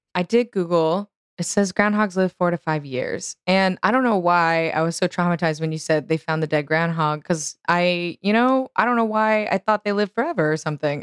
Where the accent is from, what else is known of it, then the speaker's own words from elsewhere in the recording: Houston, Texas, United States; it's my hometown